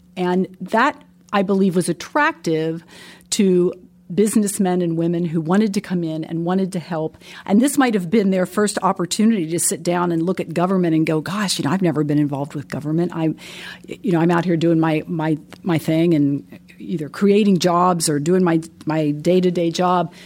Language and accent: English; Pennsylvania, United States; moved away as an adult; also born or lived in West Lafayette, Indiana; now in Indianapolis, United States; I'm not from Indianapolis. So I'm from Pennsylvania and made my way to Indianapolis